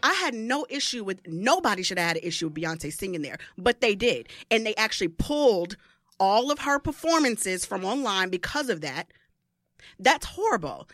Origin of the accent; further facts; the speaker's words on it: Midwest, United States; moved away; I'm from the Midwest originally